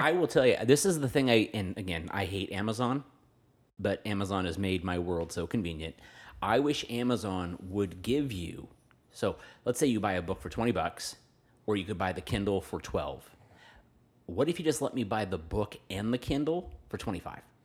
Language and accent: English; Fresno, California, United States; I grew up around Pinedale, where River Park is now